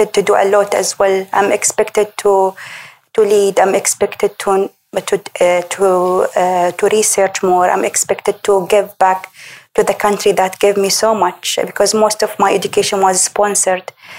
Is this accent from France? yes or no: no; Umm al-Quwain, United Arab Emirates; also born or lived in Dubai / New Zealand; I come from Umm al-Qiwain. It's a very small, it's, I think, the smallest emirate in UAE